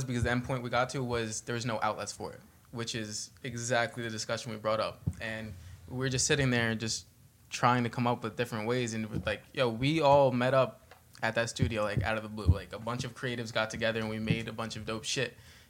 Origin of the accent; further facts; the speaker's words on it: New Jersey, United States; I'm from North Jersey